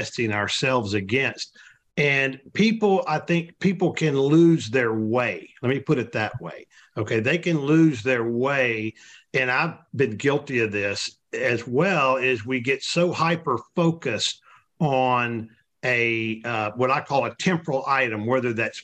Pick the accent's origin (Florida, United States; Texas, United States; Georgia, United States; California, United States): Texas, United States; those of us that were fortunate enough to be born here